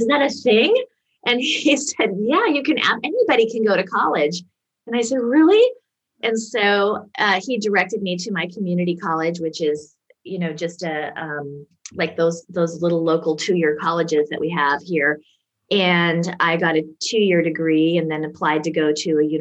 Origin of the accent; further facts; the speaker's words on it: Seattle, Washington, United States; I grew up around Seattle, Washington in the USA